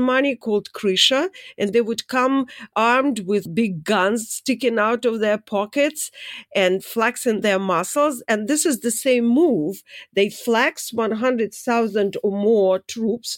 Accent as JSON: {"language": "English", "region": "Saint Petersburg", "country": "Russia", "moved": "yes", "said": "I'm from Saint Petersburg"}